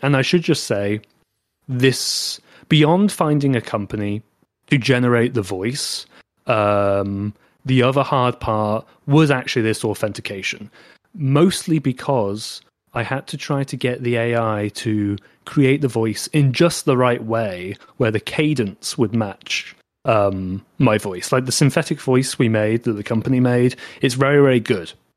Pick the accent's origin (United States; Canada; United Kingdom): United Kingdom; accent: British; my British accent